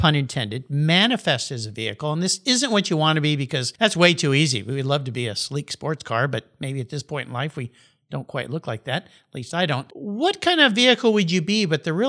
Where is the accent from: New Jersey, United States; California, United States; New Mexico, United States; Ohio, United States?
California, United States; San Diego County; I grew up down in San Diego County